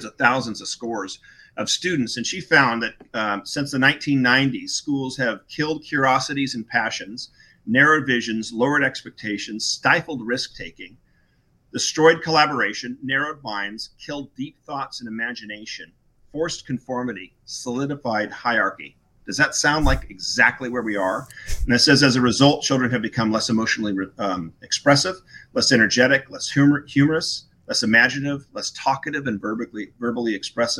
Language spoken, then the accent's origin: English; Newport Beach, California, United States; moved away as an adult; also born or lived in Wellesley, Massachusetts; I grew up in Corona Del Mar, Southern California, Newport Beach